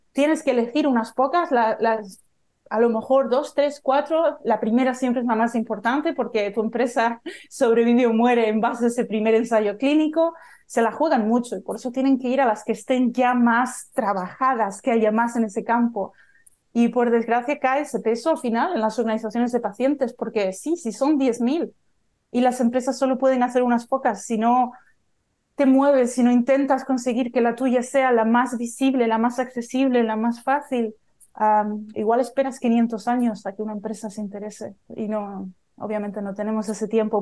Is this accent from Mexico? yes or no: no; Tenerife, Canary Islands, Spain; moved away; yo soy española de Tenerife